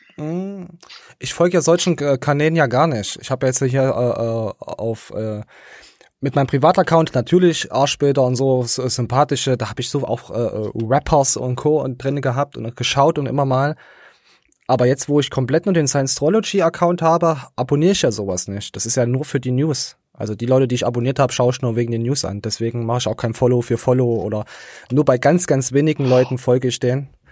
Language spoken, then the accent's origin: German; East Germany, Germany; als äh, äh, Ostdeutscher